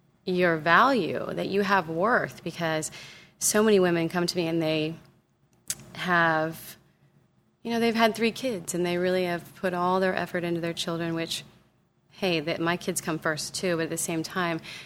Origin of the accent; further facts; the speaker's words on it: Southern California, United States; growing up in Southern California